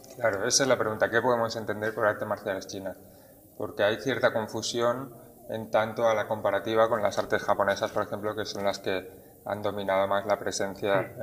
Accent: Barcelona, Catalonia, Spain; moved away as an adult; now in Tenerife, Spain; Barcelona, que es donde yo nací y crecí.

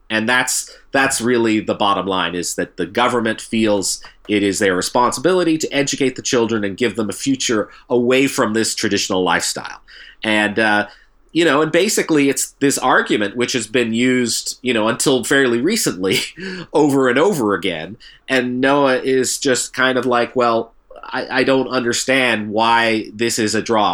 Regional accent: Canada

